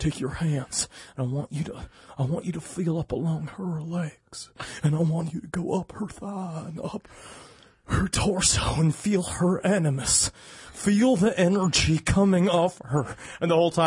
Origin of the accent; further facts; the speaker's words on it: New York City, New York, United States; moved away; also born or lived in Florida; Grew up in Queens